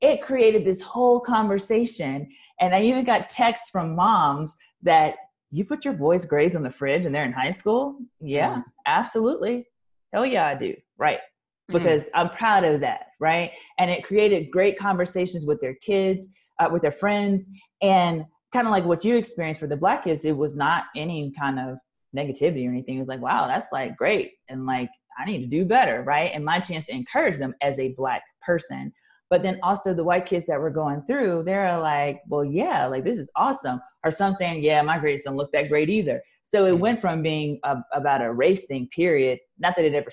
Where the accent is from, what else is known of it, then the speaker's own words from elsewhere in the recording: Louisiana, United States; because I'm from Louisiana